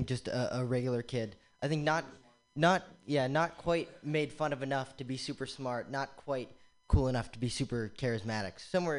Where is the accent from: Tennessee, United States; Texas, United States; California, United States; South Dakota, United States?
California, United States; Davis; also born or lived in Oberlin, Ohio; I'm from Davis, California.